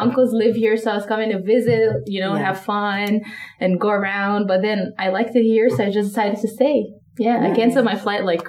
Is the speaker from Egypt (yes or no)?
yes; Cairo, Cairo Governorate, Egypt; moved away as an adult; now in Las Vegas, United States; I am born and raised in Egypt, in Cairo. I moved here about 7 years ago in 2015, straight to Las Vegas.